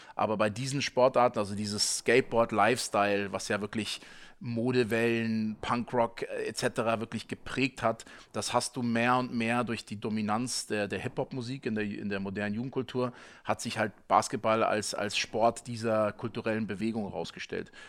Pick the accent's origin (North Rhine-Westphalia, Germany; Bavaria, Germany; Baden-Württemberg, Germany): Bavaria, Germany; Munich; als Münchner